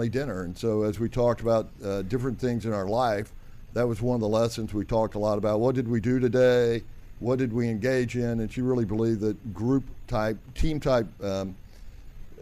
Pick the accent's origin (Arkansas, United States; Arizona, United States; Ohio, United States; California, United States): Arkansas, United States; El Dorado; I'm from El Dorado, Arkansas.